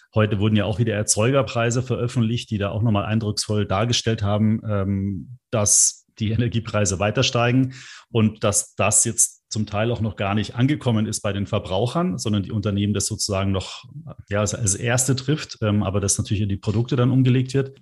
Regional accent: Germany; bei uns in Deutschland

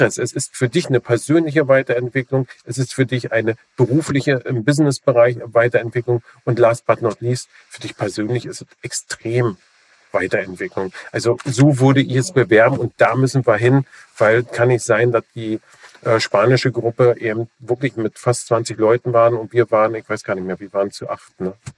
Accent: Germany

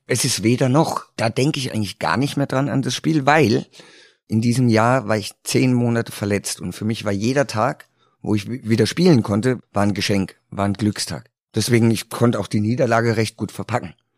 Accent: Karlsruhe, Baden-Württemberg, Germany; moved away as an adult; in Karlsruhe gespielt, in meiner Heimatstadt

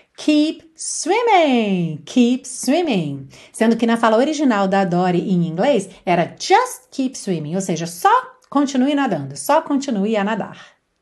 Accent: Brazil; accent: Brazilian; first language Portuguese; now in Portugal; Eu costumo falar com sotaque brasileiro

